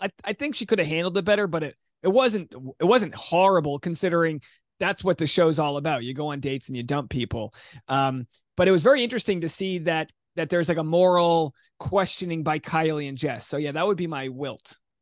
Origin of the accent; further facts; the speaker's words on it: Rhode Island, United States; I'm from Rhode Island